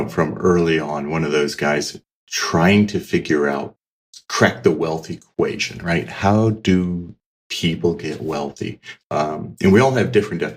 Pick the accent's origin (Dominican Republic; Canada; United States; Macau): United States; moved away as an adult; also born or lived in Australia; now in Switzerland; as you may hear from the accent, I grew up in the States. I am an American.